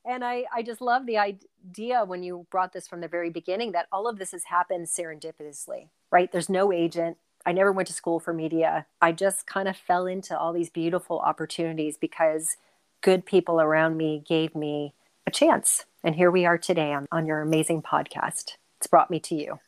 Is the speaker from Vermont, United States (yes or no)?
no; Cleveland, Ohio, United States; moved away as an adult; also born or lived in New York City; now in Canada; I'm born and raised in Cleveland, Ohio